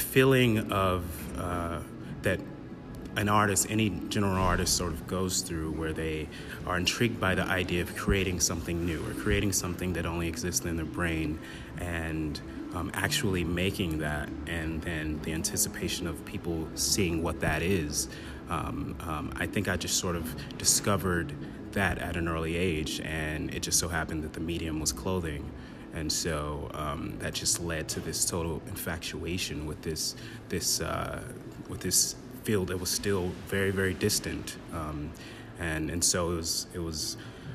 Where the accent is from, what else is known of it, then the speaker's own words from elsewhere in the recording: Kansas City, Missouri, United States; growing up in Northeast KC, which wasn't the best place